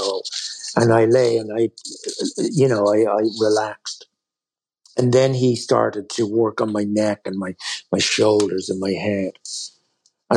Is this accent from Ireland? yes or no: yes; Ireland; we as Irish people or as Catholics